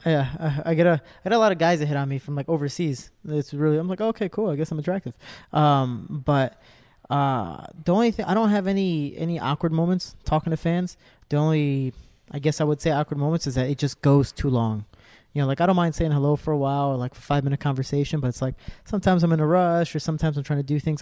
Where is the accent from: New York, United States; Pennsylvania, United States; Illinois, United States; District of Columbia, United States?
Illinois, United States; Cicero; I'm a kid from Cicero.